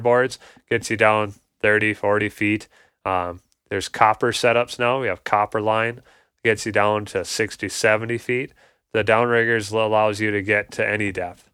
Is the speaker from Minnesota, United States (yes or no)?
yes; Ham Lake, Minnesota, United States; I grew up in Ham Lake as well, Blaine area, um, north suburbs